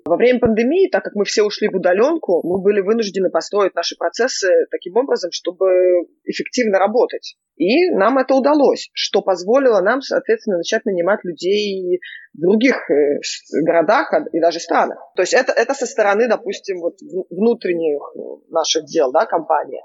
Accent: Israel; now in New York, United States; я выросла в Израиле

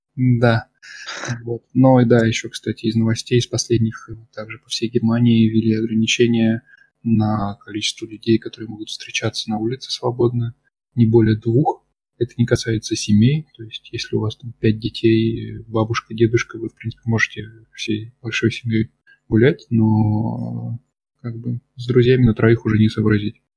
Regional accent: Voronezh, Voronezh Oblast, Russia; moved away as an adult; also born or lived in Moscow; now in Germany; в детстве в нашем, в Воронеже газета «Камелот» называлась

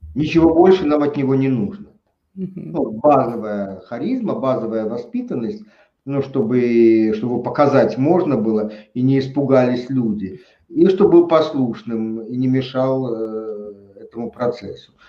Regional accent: Tashkent, Uzbekistan; я родился в Узбекистане, в Советском Союзе, в Ташкенте

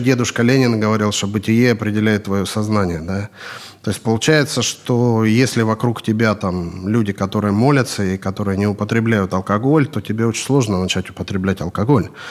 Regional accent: Kurgan, Kurgan Oblast, Russia; moved away as an adult; also born or lived in Yekaterinburg / Moscow; now in United Arab Emirates; Я в России вообще, я из города Курган

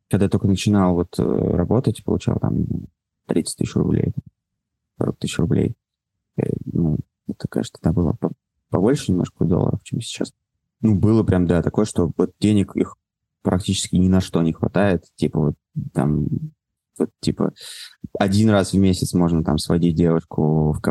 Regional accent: Moscow, Russia; Давай так, я родился, вырос в Москве.

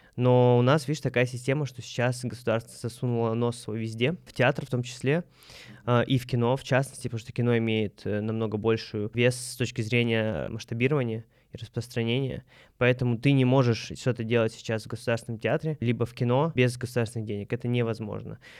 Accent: Moscow, Russia; Мы, москвич

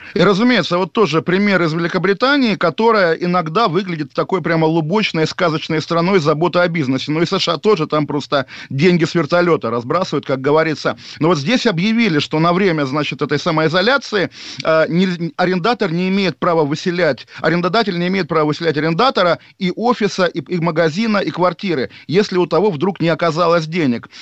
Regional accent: Moscow, Russia; moved away; я олдскульный москвич

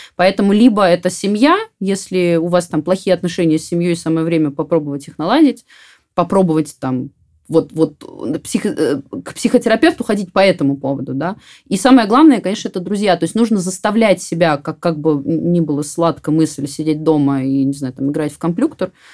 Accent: Voronezh, Voronezh Oblast, Russia; я сама там выросла в Воронеже

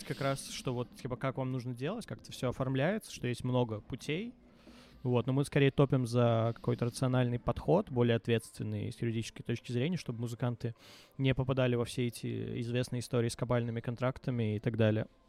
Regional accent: Minsk, Belarus; Мне 18 лет, я минчанин, э, живу с родителями

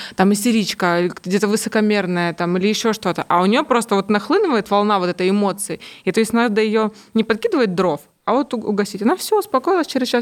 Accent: Kamchatka Krai, Russia; moved away; Мы там вообще с Камчатки

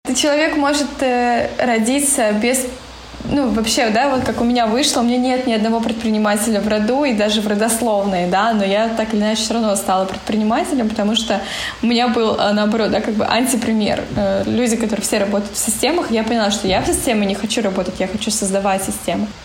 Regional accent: Siberia, Russia; moved away; В нашу Сибирь. Ну, я думаю, что да. Тянет меня все равно в родные края

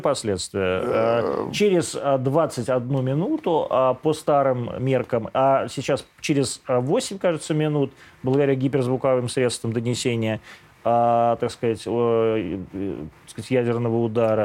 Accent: Ukraine; moved away; я вот вырос на Украине

